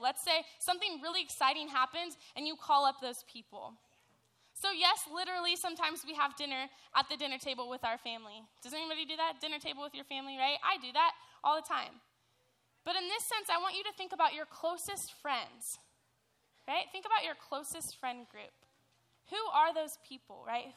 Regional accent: Dana Point, California, United States; I'm from Dana Point

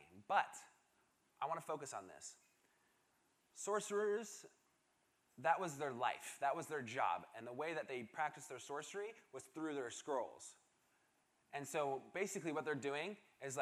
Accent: Seattle, Washington, United States; moved away; I am originally from Seattle, Washington

